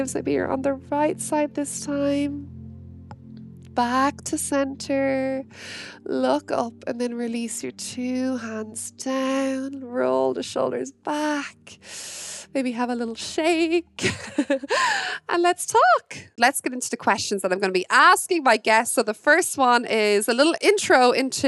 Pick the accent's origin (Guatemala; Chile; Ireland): Ireland; Wexford, Leinster; I'm from Wexford in Ireland.